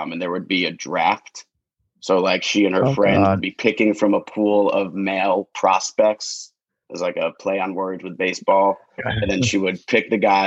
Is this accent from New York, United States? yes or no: yes; Long Island, New York, United States; I grew up on Long Island